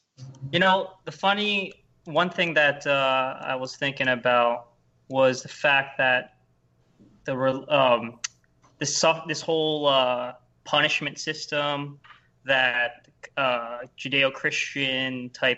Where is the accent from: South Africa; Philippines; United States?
Philippines; Yeah, I mean, I'm Filipino, so, like, my parents are super hardcore Catholic